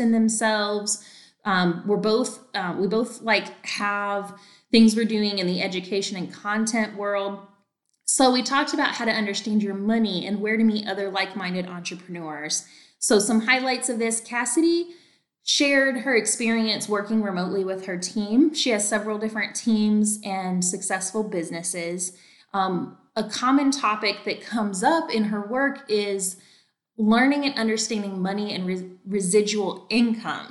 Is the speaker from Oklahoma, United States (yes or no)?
no; North Carolina, United States; now in Texas, United States; I'm actually from North Carolina